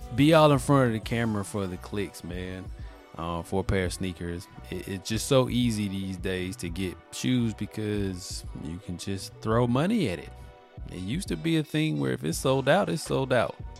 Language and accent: English; Mobile, Alabama, United States; I'm from Alabama, Mobile, Alabama, the birthplace of Mardi Gras